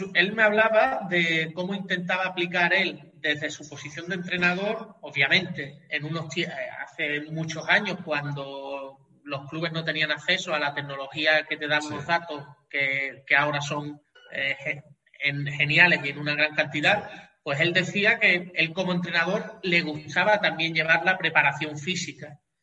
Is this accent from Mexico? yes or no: no; Cádiz, Andalusia, Spain; also born or lived in Catalonia; soy gaditano, aquí en Cádiz